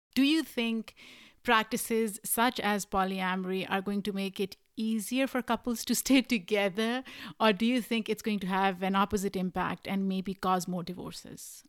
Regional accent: Pakistan; now in United States; I am an immigrant. I grew up in Pakistan.

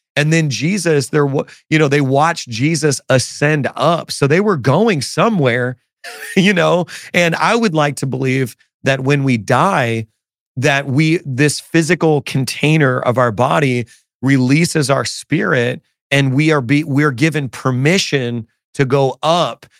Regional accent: Chicago, Illinois, United States; now in New York City, United States; I'm originally from Chicago area

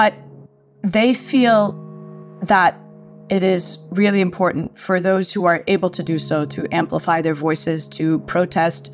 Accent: Gaza Strip, Palestine; now in Maryland, United States; I'm a mother of four and a Palestinian journalist

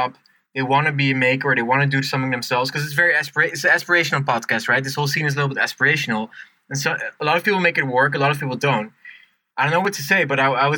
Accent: Netherlands; moved away; I'm from Holland

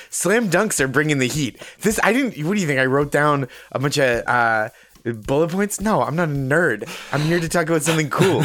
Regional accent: North Shore of Massachusetts, United States; I'm from the North Shore of Massachusetts

